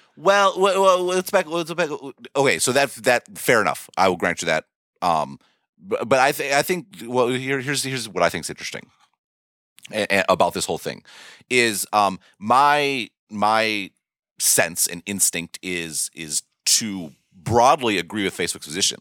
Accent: United States; an American who didn't live under the British Raj

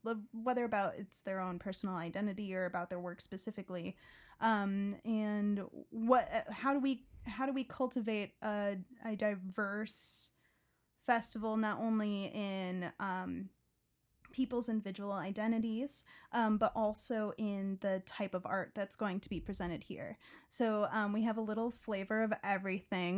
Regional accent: southwest suburbs of Chicago, Illinois, United States; I grew up in the southwest suburbs, about forty-five minutes away from Chicago

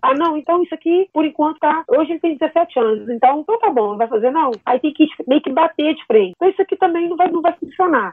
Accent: Belo Horizonte, Minas Gerais, Brazil; eu sou de BH. Eu coordeno um, um grupo aqui em BH

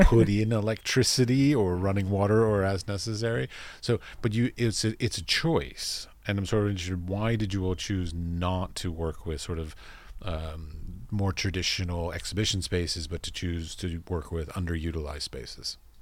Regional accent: United States; as an American

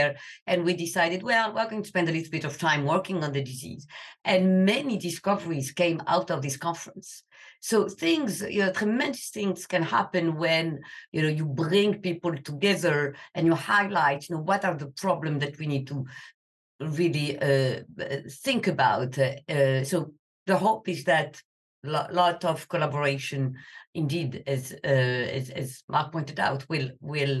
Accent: Algeria; moved away; I am from North Africa, from Algeria

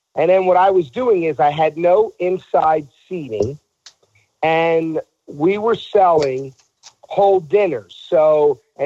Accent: Philadelphia, Pennsylvania, United States; growing up in South Philly in an Italian household

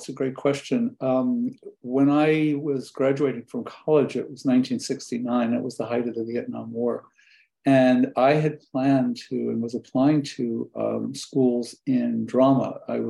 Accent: New York City, New York, United States; When I was from New York City

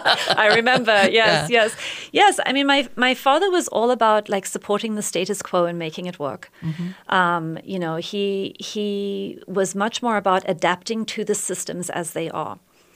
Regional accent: South Africa; so yes, I was born in South Africa many, many years ago. I'm a white South African.

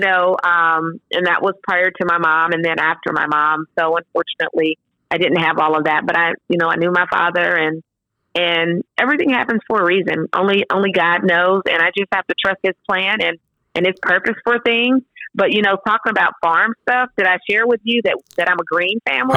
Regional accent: Sterlington, Louisiana, United States; now in Nashville, United States; growing up in Louisiana, I grew up in a small town. Like I said, I say Monroe, but it's really outside of Monroe, a small town called Sterlington

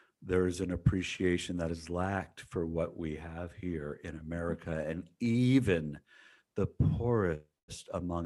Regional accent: United States; also born or lived in San Diego; as an American

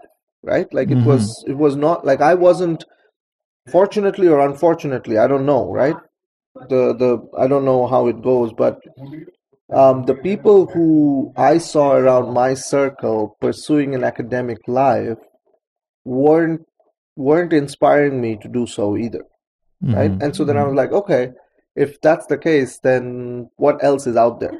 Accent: Kolkata, West Bengal, India; moved away as an adult; now in United States; I was growing up in Calcutta, India

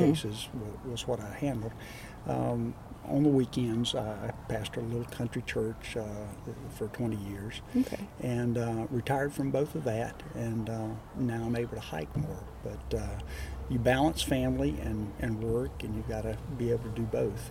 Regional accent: Alabama, United States; now in Crestview, United States; I grew up in Alabama

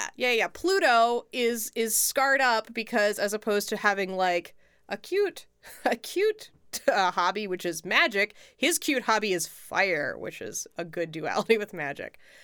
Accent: United States; as an American

